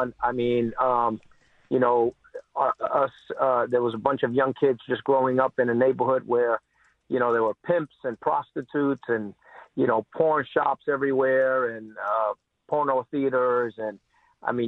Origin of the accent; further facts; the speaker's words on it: New York City, New York, United States; growing up in New York City